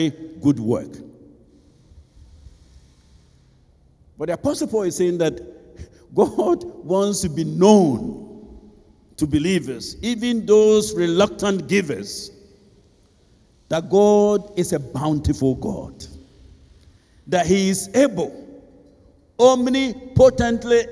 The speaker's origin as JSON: {"language": "English", "region": "Ashanti", "country": "Ghana", "tie": "born or raised there", "also_born_or_lived": "Abidjan", "moved": "as an adult", "said": "I grew up in Ebuyakwa, you know, so I chose a school that was not too far"}